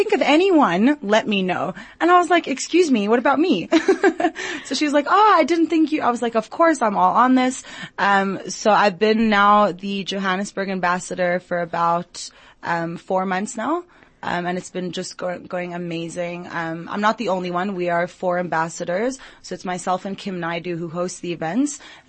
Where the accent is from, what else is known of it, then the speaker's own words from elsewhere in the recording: Jerusalem, Jerusalem District, Israel; also born or lived in Long Island; now in South Africa; So I was born in Long Island, New York, grew up in Jerusalem, Israel, and then ended up in South Africa, actually through study.